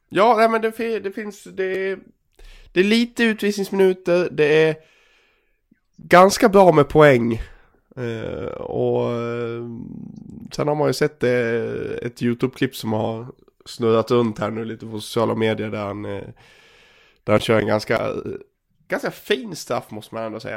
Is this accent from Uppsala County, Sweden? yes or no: no; Dalarna County, Sweden; accent: dalmål; moved away; also born or lived in Gagnef; som ni hör på min dialekt och såklart. Jag har ju fått tillbaka dalmålet här.